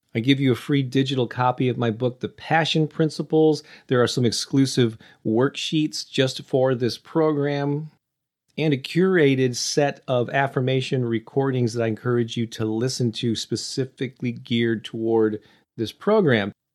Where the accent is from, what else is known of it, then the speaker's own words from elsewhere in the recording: St. Louis, Missouri, United States; I used to have these weekly in-person classes in my hometown of Saint Louis every Thursday night